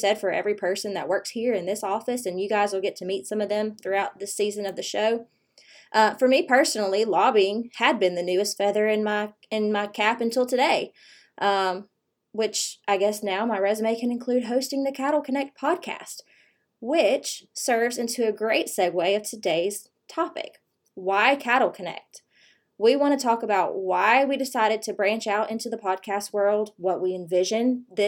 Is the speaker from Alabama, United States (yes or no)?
yes; River Region of Central Alabama, United States; I was raised here in the River region of Central Alabama